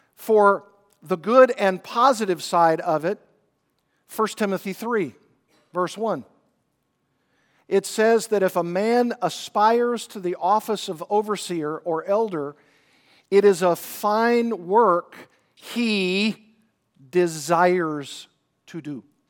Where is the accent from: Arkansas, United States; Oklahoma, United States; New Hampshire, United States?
Arkansas, United States; I grew up in Arkansas, did a lot of fishing.